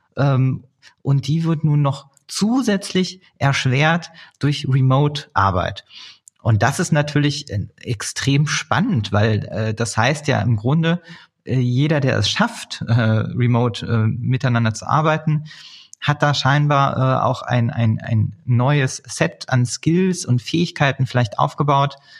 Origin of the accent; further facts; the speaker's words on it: Berlin, Germany; gebürtige Berliner